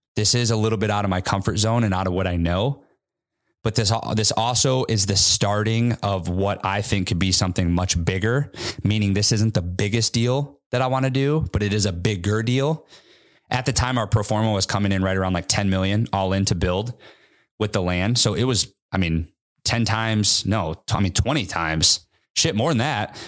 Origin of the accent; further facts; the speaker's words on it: Midwest, United States; now in Seattle, United States; I went back to my hometown, more of a Midwest affordable market.